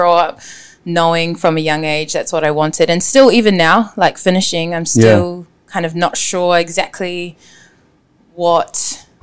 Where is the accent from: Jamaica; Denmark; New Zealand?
New Zealand; Auckland; I am born and raised in West Auckland.